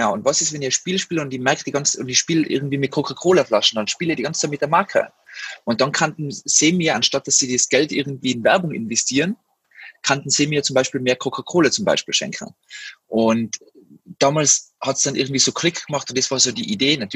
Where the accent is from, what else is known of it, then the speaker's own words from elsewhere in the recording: Tyrol, Austria; moved away as an adult; now in Berlin, Germany; ich komme aus dem Zillersaal, äh, bin damals in die Tourismusschule äh, gegangen, weil ich glaube, das kennen einige Tiroler, die da vielleicht zuhören. Und bin dann mit 19 Jahren nach Berlin